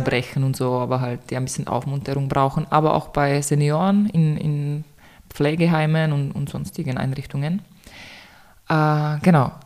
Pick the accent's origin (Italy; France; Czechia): Czechia; German is a second language; moved away as an adult; now in Vienna, Austria; ich komme ursprünglich aus Tschechien. Ich bin 2015 nach Wien gezogen, eigentlich nur für ein Semester Germanistik und seitdem bin ich hier